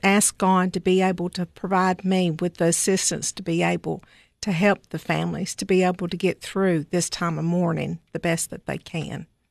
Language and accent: English; Cookeville, Tennessee, United States; I grew up in Cookville, was, uh, raised here